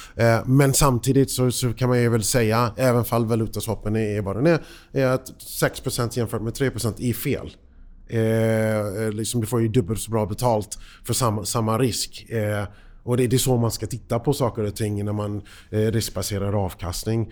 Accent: United States; now in Sweden; för mig som, som amerikan

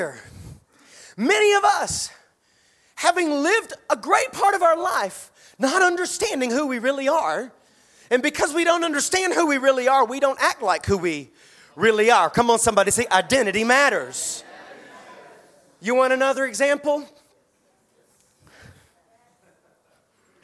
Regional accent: Statesboro, Georgia, United States; When I was a child, I grew up in South Georgia in a little town called Statesboro.

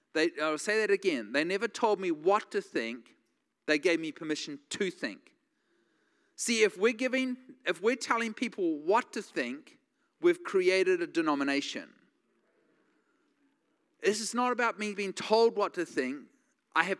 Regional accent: New Zealand; now in United States

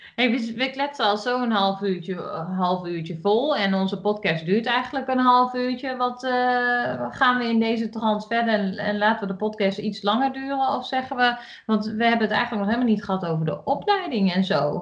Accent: Achterhoek, Gelderland, Netherlands; ik kom uit de Achterhoek, dus ik doe al heel erg mijn best om gewoon Nederlands te praten.

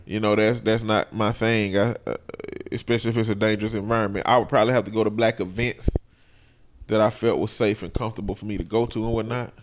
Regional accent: Alabama, United States; I told him I'm not a local though. I'm from Alabama

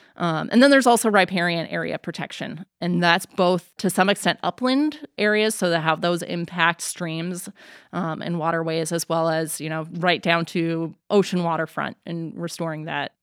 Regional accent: Missoula, Montana, United States; moved away; growing up in Missoula, we spent a lot of time outdoors

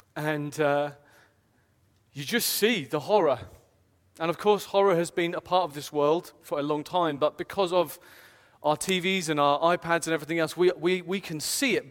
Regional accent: United Kingdom; I'm British personally

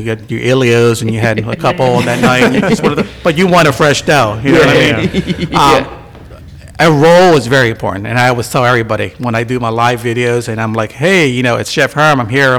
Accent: Bristol, Pennsylvania, United States; Growing up in Bristol

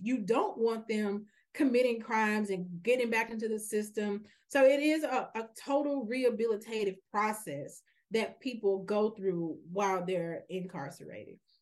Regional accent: Memphis, Tennessee, United States; now in Nashville, United States; I'm actually a, a native Memphian. I, I'm, I was born and raised in Memphis my entire life

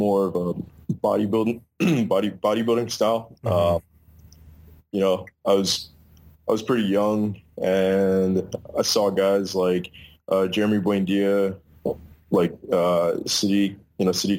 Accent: near Baltimore, Maryland, United States; I grew up in Maryland, about 15 minutes out from Baltimore

